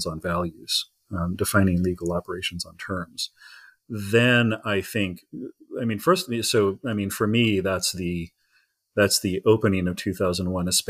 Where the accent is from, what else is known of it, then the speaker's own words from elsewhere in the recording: Indiana, United States; I'm from Indiana. I was born and raised in Indiana